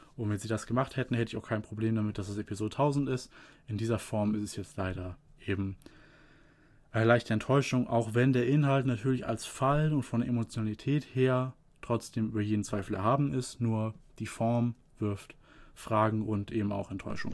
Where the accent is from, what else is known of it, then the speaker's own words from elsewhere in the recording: Germany; hier bei uns in Deutschland